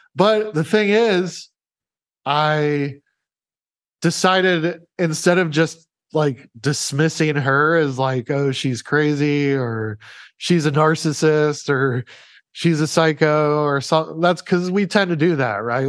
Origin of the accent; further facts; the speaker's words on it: Omaha, Nebraska, United States; moved away; I was living in, in Omaha, Nebraska at the time, by the way, which is my hometown